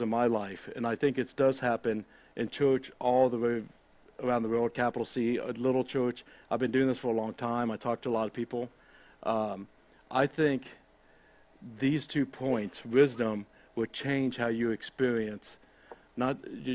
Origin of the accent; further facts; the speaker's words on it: United States; I'm an American.